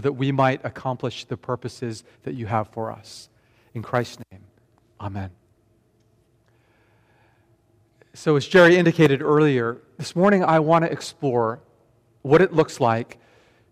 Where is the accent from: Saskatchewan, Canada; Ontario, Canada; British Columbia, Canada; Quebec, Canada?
British Columbia, Canada; Vancouver; born or raised there; also born or lived in Tokyo, Japan